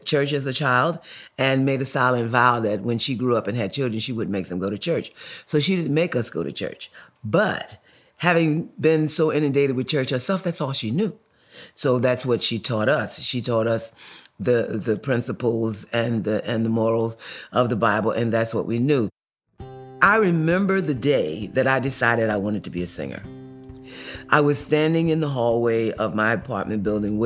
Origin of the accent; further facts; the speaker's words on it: Newark, New Jersey, United States; I grew up in Newark, New Jersey, and we were poor, quite poor